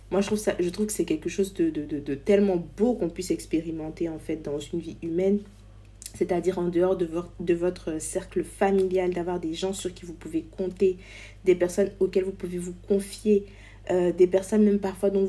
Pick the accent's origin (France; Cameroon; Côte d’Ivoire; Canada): Côte d’Ivoire; Ici, nous allons parler de notre culture en tant qu'ivoirien, de ce que nous avons de si particulier en Afrique, des réalités de notre société, de notre musique, de notre diaspora